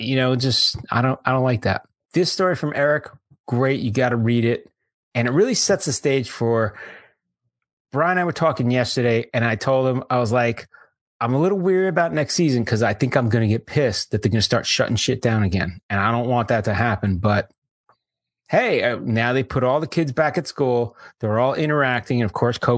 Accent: New York, United States; Growing up in New York

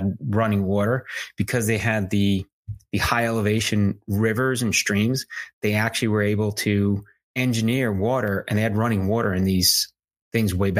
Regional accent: United States; As an American

